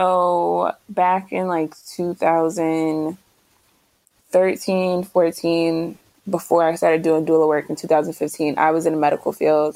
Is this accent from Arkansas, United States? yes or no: no; New Jersey, United States; moved away as an adult; also born or lived in Philadelphia; I'm from Jersey, but I had moved to Philadelphia.